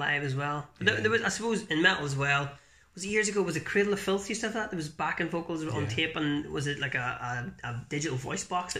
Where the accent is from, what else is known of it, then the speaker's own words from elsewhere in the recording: Newry, Northern Ireland, United Kingdom; We're actually right now in a lovely Georgian guest house in Newry, my hometown